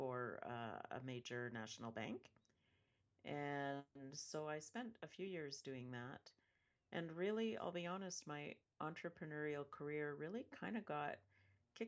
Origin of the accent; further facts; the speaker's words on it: Western Canada, Canada; I grew up in Western Canada, Northwest, so I'm used to very cold weather.